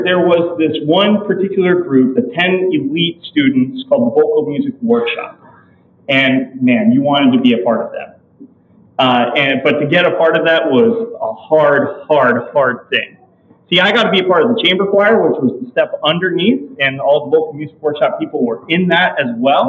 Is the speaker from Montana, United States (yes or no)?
no; California, United States; Growing up in California